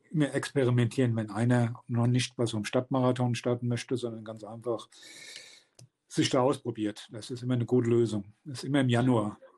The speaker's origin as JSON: {"language": "German", "town": "Rodgau", "region": "Hesse", "country": "Germany", "tie": "born or raised there", "moved": "as an adult", "lives_now": "Palatinate, Germany", "said": "in meiner Heimat, ich bin ja auch eigentlich nur Gast in der Pfalz seit 20 Jahren."}